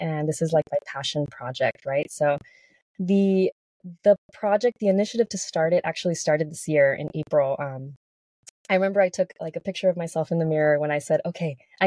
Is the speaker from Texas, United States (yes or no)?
yes; El Paso, Texas, United States; moved away as an adult; now in California, United States; I was born and raised in El Paso, Texas.